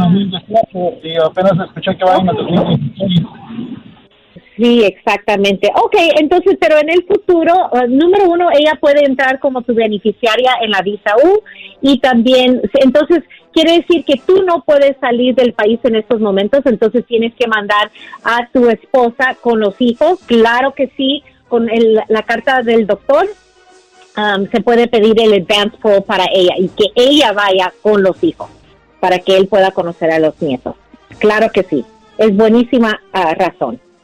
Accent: Guatemala; moved away; yo soy guatemalteco, mi esposa es mexicana

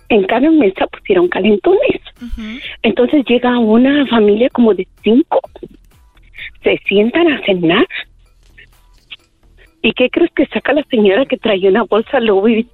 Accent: Mexico City, Mexico; Yo soy del DF y yo no agarro chusma.

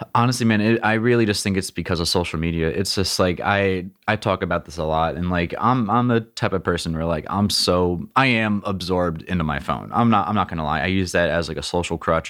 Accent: Princeton, New Jersey, United States; I grew up in Princeton, which is ce-, Central Jersey

